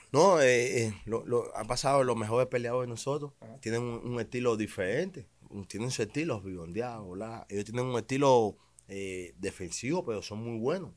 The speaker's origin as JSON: {"language": "Spanish", "country": "Cuba", "tie": "born or raised there", "moved": "as an adult", "lives_now": "United States", "said": "yo soy un peleador de los seis años, he ganado, gané muchos campeonatos en Cuba"}